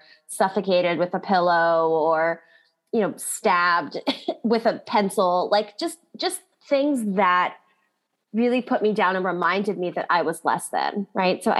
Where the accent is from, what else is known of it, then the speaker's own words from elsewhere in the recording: Kailua, Hawaii, United States; So I grew up in Hawaii, which is an awesome place to grow up